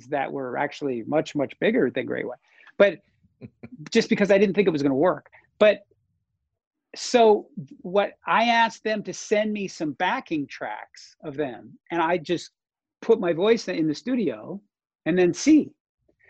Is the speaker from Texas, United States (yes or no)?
no; North Dakota, United States; moved away; North Dakota, my hometown